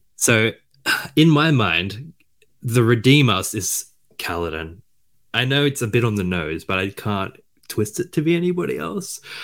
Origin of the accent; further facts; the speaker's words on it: Australia; I'm Australian